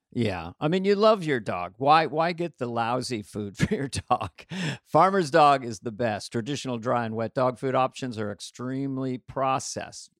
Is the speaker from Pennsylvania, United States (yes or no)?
no; California, United States; I'm from California